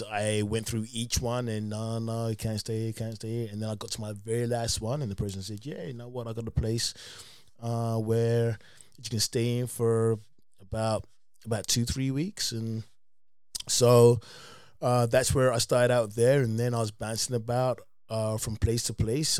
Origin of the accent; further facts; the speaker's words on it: London, United Kingdom; moved away as an adult; now in United States; I'm from England